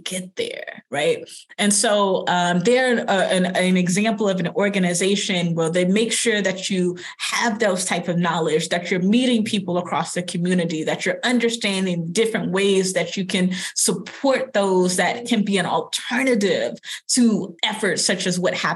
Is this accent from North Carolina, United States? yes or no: no; Longview, Texas, United States; I'm from Longview, Texas. I'm from the South.